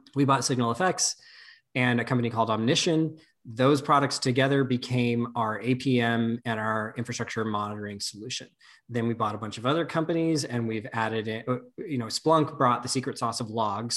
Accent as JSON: {"language": "English", "region": "Nevada", "country": "United States", "tie": "born or raised there", "said": "I grew up in Nevada, not in Vegas"}